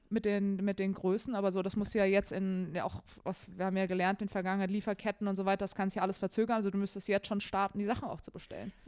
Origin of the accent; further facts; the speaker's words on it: Germany; bei uns in Deutschland